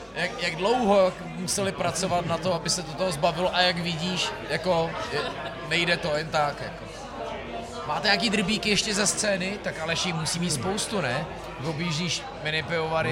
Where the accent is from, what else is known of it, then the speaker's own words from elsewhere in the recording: Citoliby, Ústí nad Labem Region, Czechia; já říkám, že z Loun, ale já jsem z Citolip u Loun